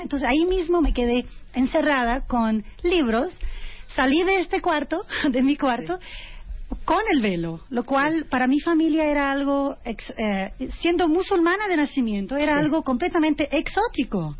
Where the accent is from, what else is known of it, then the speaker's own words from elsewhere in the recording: France; crecí en Francia